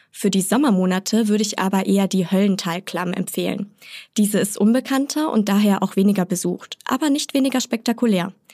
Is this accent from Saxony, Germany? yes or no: no; Garmisch-Partenkirchen, Bavaria, Germany; Meine Heimat, Garmisch-Partenkirchen